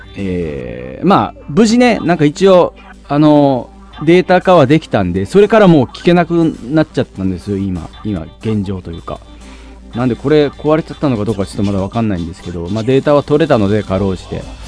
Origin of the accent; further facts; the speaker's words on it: Fukuoka, Japan; moved away; 地元福岡